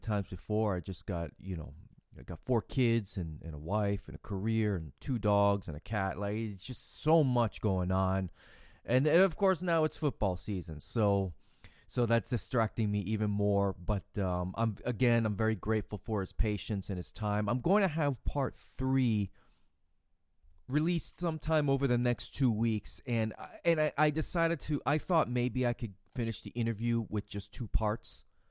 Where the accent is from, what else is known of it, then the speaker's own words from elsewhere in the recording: Boston, Massachusetts, United States; I grew up in Boston area